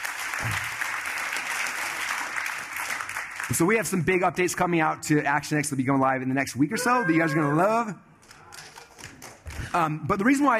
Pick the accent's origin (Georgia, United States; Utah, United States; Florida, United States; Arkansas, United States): Utah, United States; Sandy; I grew up in Sandy, Utah, so we hung out with people in Sandy, Utah